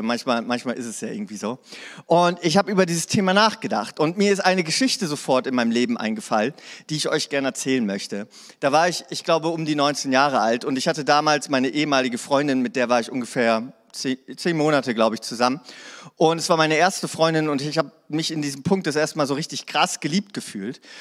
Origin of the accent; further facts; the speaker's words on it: Hanover, Lower Saxony, Germany; now in Ravensburg, Germany; Ich komme aus Hannover.